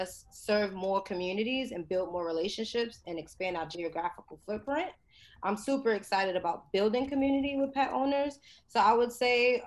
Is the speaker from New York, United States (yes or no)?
yes; New York City, New York, United States; I grew up in the South Bronx, which is the poorest congressional district in the nation